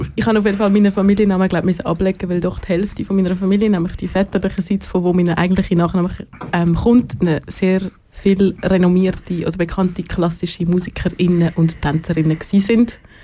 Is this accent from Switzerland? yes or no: yes; Zurich, Switzerland; moved away as an adult; also born or lived in Basel / Cologne; ich bin aus Zürich, ich habe in Basel gewohnt, ich habe in Köln